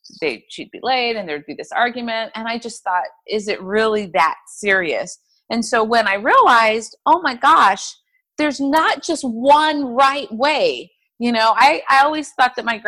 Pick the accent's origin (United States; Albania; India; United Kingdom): United States; Inland Empire, Southern California; I am from Southern California, from a little town or area of Southern California called the Inland Empire